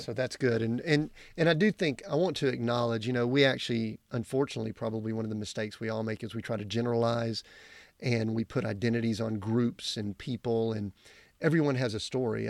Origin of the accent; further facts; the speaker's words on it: Deep South, United States; I grew up in the Deep South.